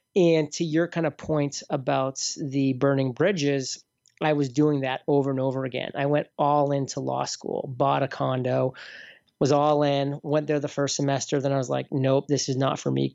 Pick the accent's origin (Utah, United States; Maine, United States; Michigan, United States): Maine, United States; near Portland; moved away; also born or lived in Boston; Portland, Maine, so near my hometown growing up